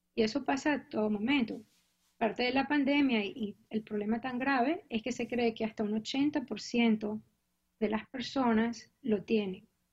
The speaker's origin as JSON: {"language": "Spanish", "country": "Venezuela", "moved": "as an adult", "lives_now": "Cambridge, United States", "said": "Yo vine hace mucho tiempo a Estados Unidos a hacer mi posgrado en enfermedades tropicales. Yo soy graduada ucevista"}